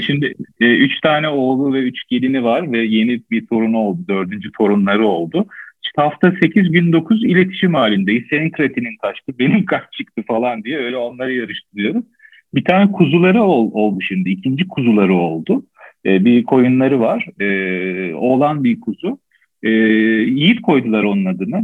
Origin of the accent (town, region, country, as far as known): Istanbul, Turkey; born or raised there